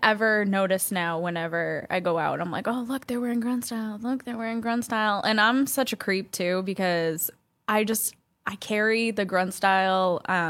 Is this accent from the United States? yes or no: yes; New England, United States; I'm from New England. We all wear Uggs.